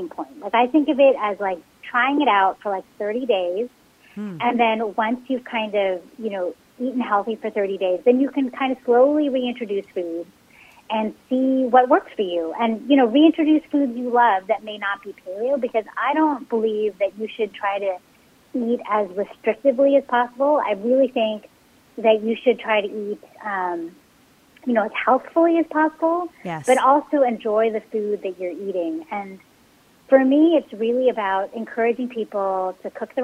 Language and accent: English; San Francisco Bay Area, California, United States; born or raised there